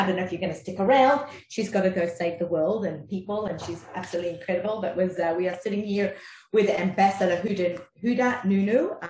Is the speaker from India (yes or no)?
no; Australia; accent: Aussie; moved away; also born or lived in Israel; with my Aussie accent.